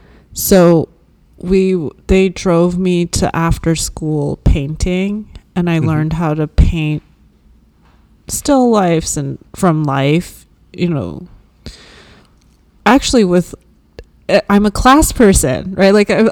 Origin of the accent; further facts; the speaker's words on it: Rockville, Maryland, United States; also born or lived in Washington, D.C.; now in California, United States; I grew up in Rockville, Maryland